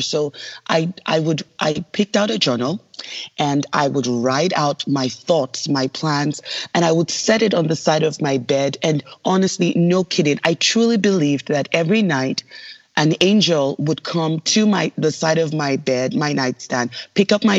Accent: Lagos, Nigeria; moved away; I was born in Lagos, Nigeria

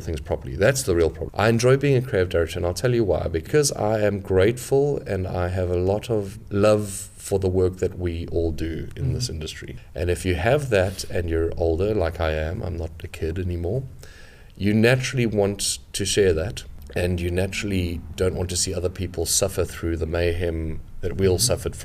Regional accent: South Africa; moved away as an adult; now in London, United Kingdom; I'm originally from South Africa, but I've been in London for about 11 years.

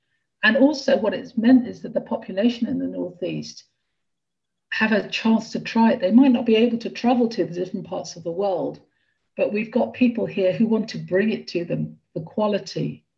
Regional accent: Brussels, Brussels-Capital Region, Belgium; now in England; Yeah, I came from Brussels, and Brussels, you eat very, very well.

